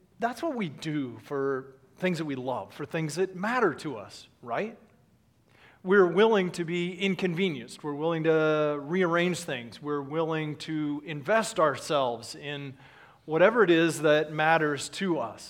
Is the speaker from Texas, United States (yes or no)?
yes; Dallas, Texas, United States; moved away; I was born in Dallas, lived there for several years growing up